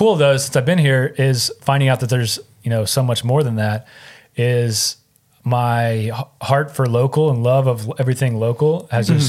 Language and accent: English; Moore, Oklahoma, United States; moved away as an adult; now in Tulsa, United States; I'm from Moore because I grew up in Moore.